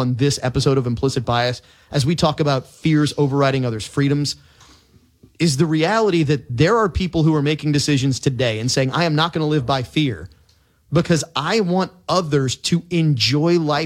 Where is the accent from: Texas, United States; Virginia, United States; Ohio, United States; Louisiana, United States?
Louisiana, United States; Lake Pontchartrain area; born or raised there